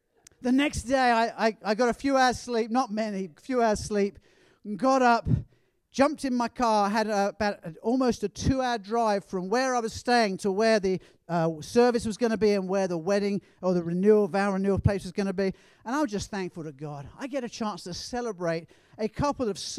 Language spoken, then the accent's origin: English; England, United Kingdom; being an Englishman